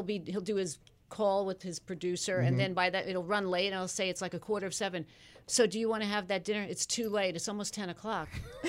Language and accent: English; Long Island, New York, United States; I grew up on Long Island.